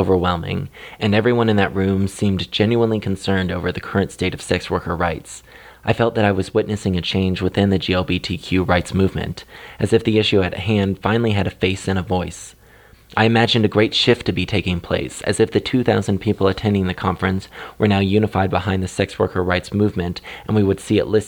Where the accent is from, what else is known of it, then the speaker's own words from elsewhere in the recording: Kansas City, United States; my hometown of Kansas City